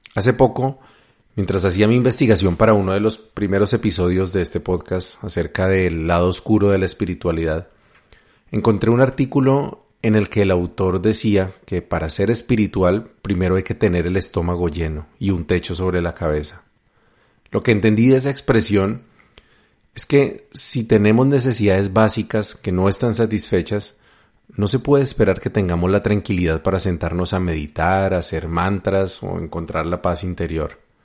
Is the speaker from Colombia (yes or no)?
yes; Colombia; mi país, Colombia